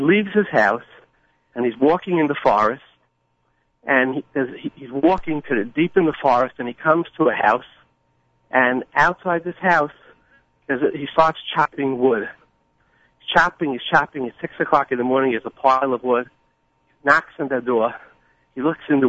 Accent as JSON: {"language": "English", "town": "New York City", "region": "New York", "country": "United States", "tie": "born or raised there", "said": "I grew up in Borough Park and Flatbush with all the good Jews"}